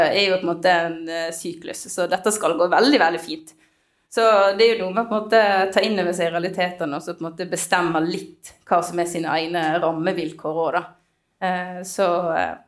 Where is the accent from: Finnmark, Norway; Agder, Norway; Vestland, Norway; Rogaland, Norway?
Vestland, Norway; Voss; Voss, for eksempel, der jeg kommer fra